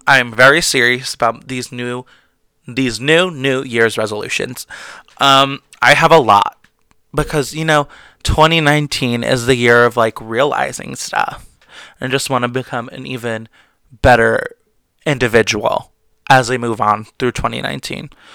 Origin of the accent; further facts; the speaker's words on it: New Jersey, United States; I'm really from Jersey. Because, you know, a lot of us do have pretty bad potty mouths